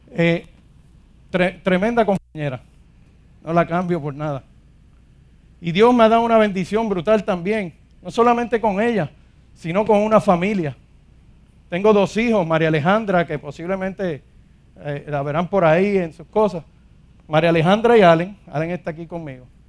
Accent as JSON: {"language": "Spanish", "town": "Ponce", "country": "Puerto Rico", "said": "soy de aquí de Ponce"}